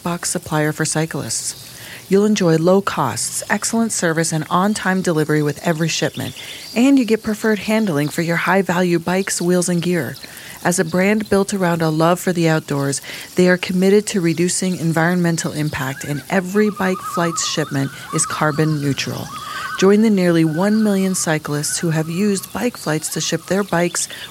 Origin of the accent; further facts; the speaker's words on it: Colorado, United States; back in the days when I grew up in Colorado